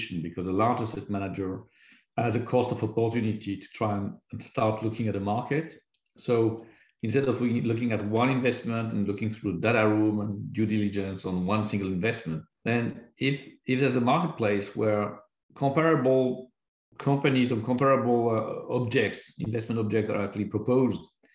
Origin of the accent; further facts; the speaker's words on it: France; I was born in France